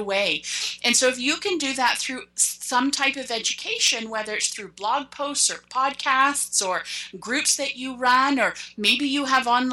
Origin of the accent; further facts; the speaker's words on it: Canada; I'm Canadian